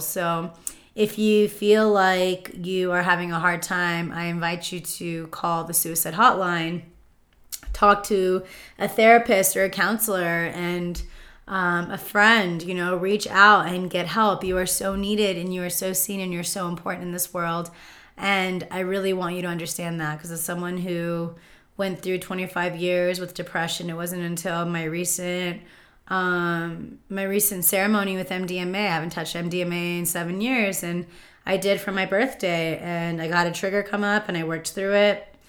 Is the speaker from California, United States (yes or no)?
yes; Palm Springs, California, United States; growing up in Palm Springs